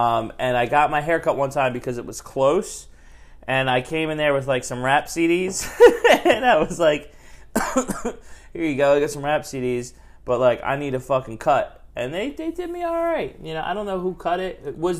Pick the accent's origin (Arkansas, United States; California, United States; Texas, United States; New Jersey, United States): New Jersey, United States; Glassboro